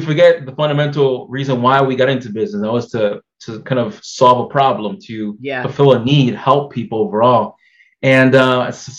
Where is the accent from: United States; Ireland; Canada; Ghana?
United States; Massachusetts; I'm here from Massachusetts, and I'm a second-generation person here from the U.S. My parents came from the Dominican Republic